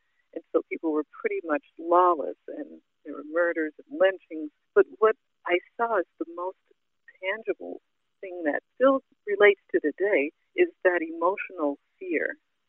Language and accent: English; the South, United States; Growing up in the Jim Crow South was really one of the most difficult topics to write about